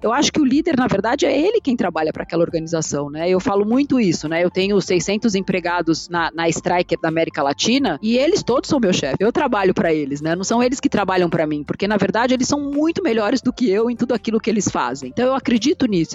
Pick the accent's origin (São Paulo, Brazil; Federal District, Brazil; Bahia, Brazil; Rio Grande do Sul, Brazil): São Paulo, Brazil; Eu nasci em São Paulo, vivi minha vida inteira aqui